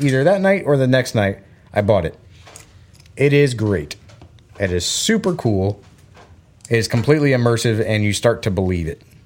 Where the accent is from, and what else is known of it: Florida, United States; born or raised there; moved away; also born or lived in Belgium